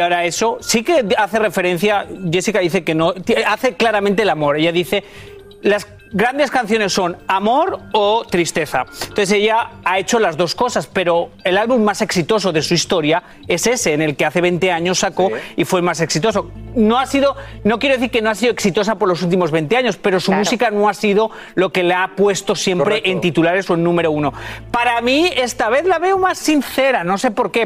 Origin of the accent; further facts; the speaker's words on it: Spain; soy español